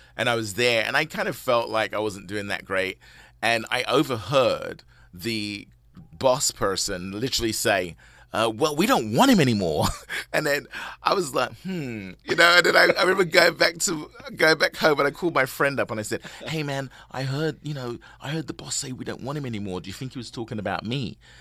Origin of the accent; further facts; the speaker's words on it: London, United Kingdom; also born or lived in Saint Lucia (parents); now in United States; I'm originally from London.